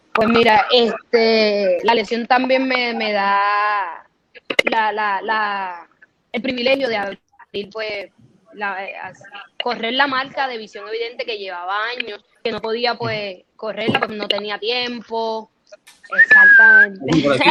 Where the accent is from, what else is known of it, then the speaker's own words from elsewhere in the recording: Carolina, Puerto Rico; yo me crié aquí toda mi vida, yo soy boricua